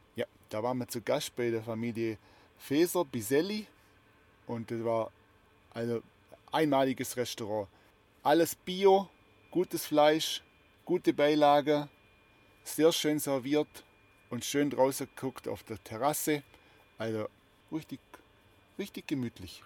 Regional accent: Heuberg, Baden-Württemberg, Germany; oben auf dem Heuberg aus meiner alten Heimat

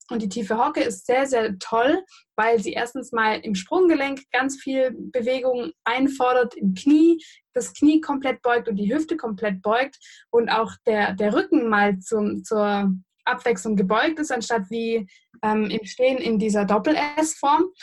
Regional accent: Göppingen, Baden-Württemberg, Germany; ich persönlich bin ja aus Göppingen.

